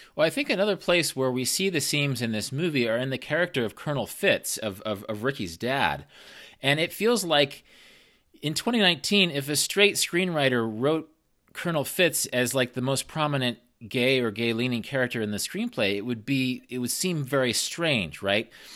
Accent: Wichita, Kansas, United States; I grew up in Wichita, Kansas, which is a Midwestern place

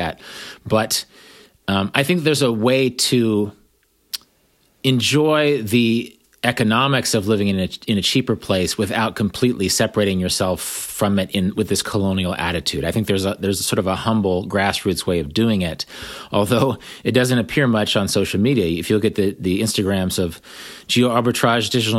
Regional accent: Kansas, United States; moved away as an adult; also born or lived in New York; I grew up in Kansas and I sort of came full circle after many years of living overseas and in places like New York

